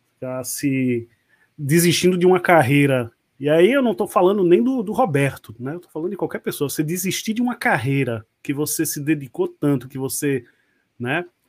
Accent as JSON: {"language": "Portuguese", "region": "Pernambuco", "country": "Brazil", "tie": "born or raised there", "also_born_or_lived": "Rio de Janeiro", "accent": "nordestino", "said": "Nascido e criado aqui em Pernambuco, o Rio de Janeiro tá só na certidão. Né? Pernambucano de corpo e alma."}